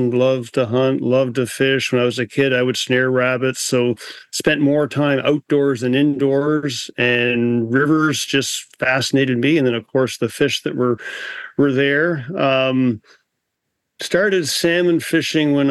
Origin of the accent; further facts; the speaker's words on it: New Brunswick, Canada; I grew up in New Brunswick